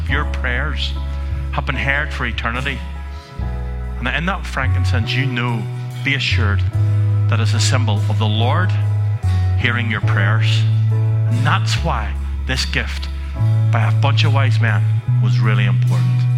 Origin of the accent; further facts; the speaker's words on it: Antrim, Northern Ireland, United Kingdom; growing up in Antrim, where you have a history, and now you're a minister in the town